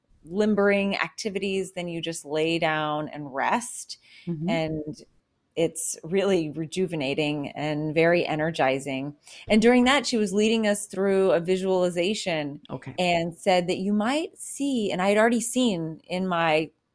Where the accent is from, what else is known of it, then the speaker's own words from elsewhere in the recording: the South, United States; I was raised in the Bible